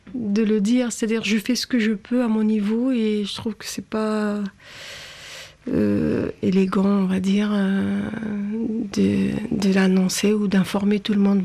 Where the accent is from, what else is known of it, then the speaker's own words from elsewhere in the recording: Algeria; moved away; j'ai grandi en Algérie